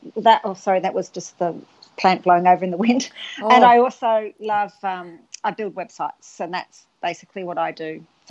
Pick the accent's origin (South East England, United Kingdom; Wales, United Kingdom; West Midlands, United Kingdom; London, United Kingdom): Wales, United Kingdom; I was born in Wales, and ever since I was a little girl